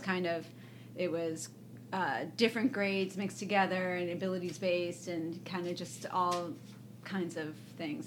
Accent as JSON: {"language": "English", "town": "Evanston", "region": "Illinois", "country": "United States", "tie": "born or raised there", "also_born_or_lived": "New York", "moved": "as an adult", "said": "I'm from Evanston, Illinois."}